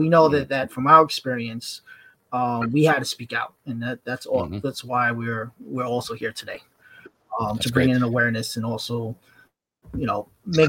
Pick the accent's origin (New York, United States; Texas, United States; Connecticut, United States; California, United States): New York, United States; I'm originally from New York.